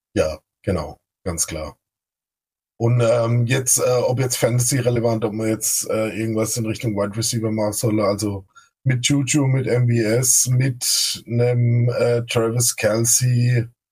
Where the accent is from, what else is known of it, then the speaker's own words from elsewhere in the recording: Baden-Württemberg, Germany; accent: Badisch; ich komme aus dem schönen Baden-Württemberg. Äh, ich bin Badner, also nicht wie der Kollege von den Texans am Anfang, von der schwäbischen ah, Seite, sondern von der anderen Seite.